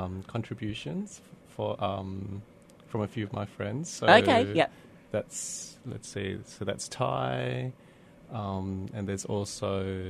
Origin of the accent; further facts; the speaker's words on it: Australia; accent: Bogan; first language English; I take English for granted because I grew up primarily in it. Yeah. And that's hence my Bogan accent.